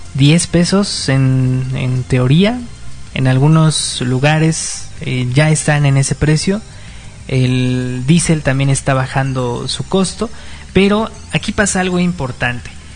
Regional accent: Mexico

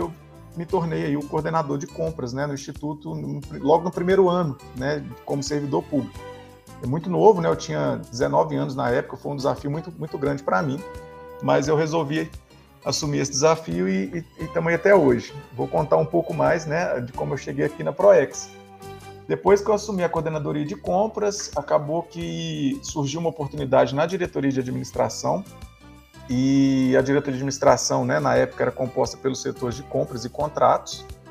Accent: Formiga, Minas Gerais, Brazil; Eu, eu sou, nascido em Formiga, é, no interior de Minas Gerais

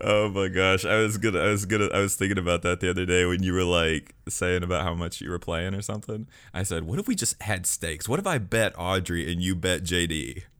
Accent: Alabama, United States; be from my home state of Alabama

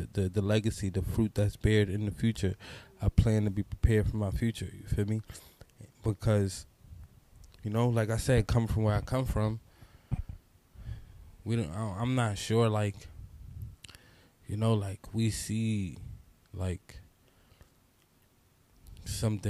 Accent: New York City, New York, United States; also born or lived in Brooklyn; I'm from New York City. I grew up in the Bronx, born in the Bronx, New York

